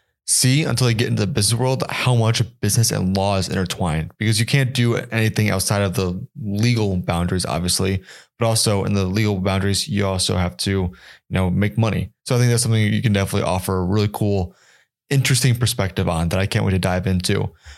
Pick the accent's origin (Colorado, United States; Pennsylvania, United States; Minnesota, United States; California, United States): Colorado, United States